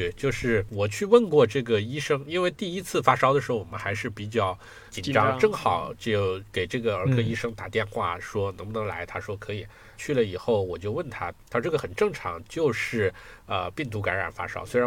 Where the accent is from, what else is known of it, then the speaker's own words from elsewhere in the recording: Hunan, China; also born or lived in Beijing / Shanghai / Guangzhou / Changchun; now in Germany; 比如说我们家是湖南的，所以那我在湖南长期生活过。后来我又在北京、上海、广州都长期生活过，而且我在长春也长期生活过